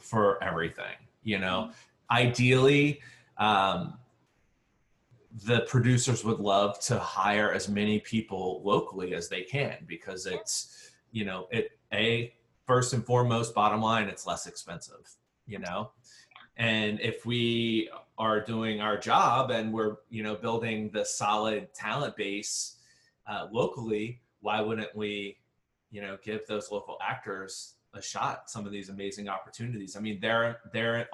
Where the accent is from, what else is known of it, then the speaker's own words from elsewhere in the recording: New Orleans, Louisiana, United States; also born or lived in Shreveport, Louisiana; New Orleans is my hometown, but I'm now 10 years invested back into New Orleans